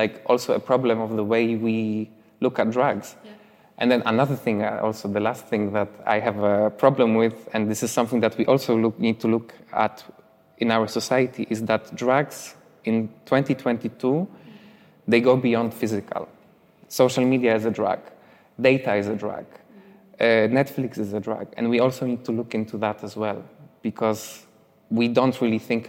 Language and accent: English; Poland; moved away as an adult; also born or lived in London; there is a village next to my hometown that I have friends who live in that village called Konopnica